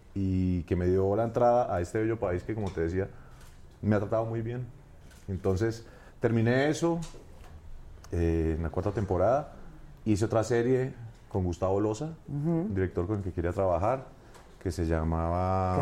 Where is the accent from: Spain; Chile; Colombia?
Colombia; Bogotá; Yo soy de Bogotá. De Bogotá. Yo nací en la capital.